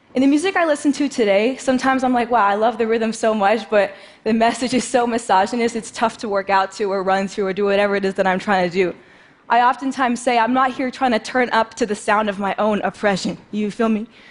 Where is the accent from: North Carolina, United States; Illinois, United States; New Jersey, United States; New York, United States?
New York, United States; New York City; I grew up in New York City playing the drums